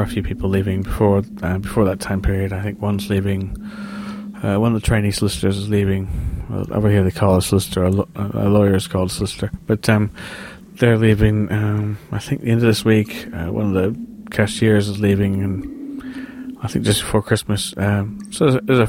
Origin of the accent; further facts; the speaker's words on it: Seattle, Washington, United States; moved away as an adult; I was born and raised in Seattle, hence my slightly obscure accent I have, although I've been over here since 96